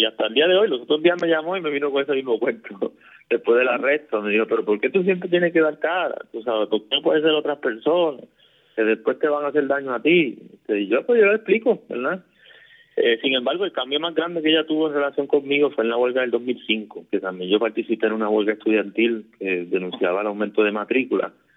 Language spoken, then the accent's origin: Spanish; Caguas, Puerto Rico; also born or lived in Fajardo; yo me crié aquí en el barrio Cañajoncito, en Cagua este, nací en Fajardo, pero me criaba aquí toda mi vida acá, prácticamente.